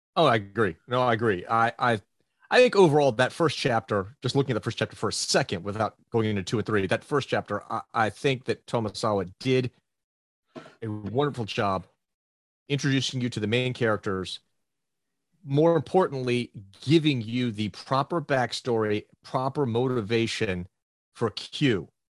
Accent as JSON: {"language": "English", "country": "United States", "tie": "born or raised there", "said": "we grew up in the States reading American comic books"}